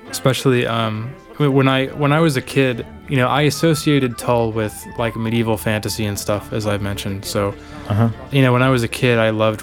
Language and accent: English; Texas, United States; in Texas where I grew up